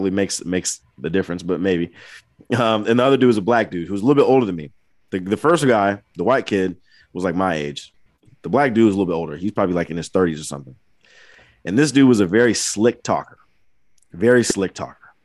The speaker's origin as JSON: {"language": "English", "town": "Angola", "region": "Indiana", "country": "United States", "tie": "born or raised there", "said": "my hometown"}